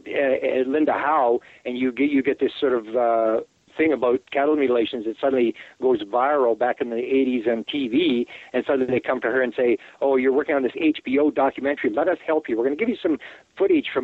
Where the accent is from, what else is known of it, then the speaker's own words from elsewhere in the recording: Canada; I'm a Canadian.